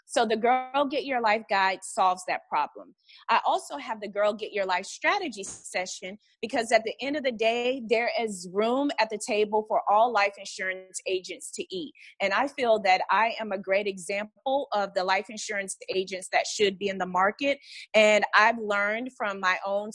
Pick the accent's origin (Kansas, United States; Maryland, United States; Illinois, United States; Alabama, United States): Alabama, United States; Montgomery; growing up in Montgomery, Alabama